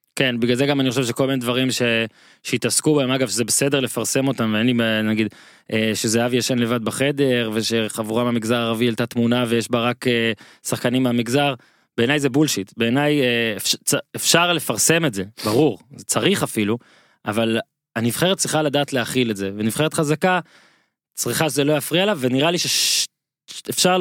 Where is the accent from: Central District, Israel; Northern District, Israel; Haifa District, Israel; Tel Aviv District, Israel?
Northern District, Israel; אני ממושב בצפון, מושב לידי ואיתי היה ביסודי